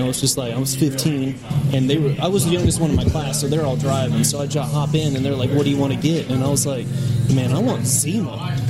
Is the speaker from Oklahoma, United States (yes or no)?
yes; Oklahoma, United States; moved away; Yeah, I grew up in Oklahoma.